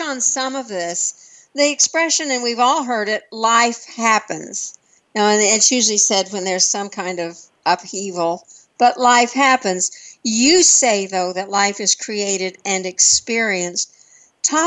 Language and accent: English; West Texas, United States; now in Fountain Hills, United States; I'm from West Texas and nobody from West Texas ever did anything.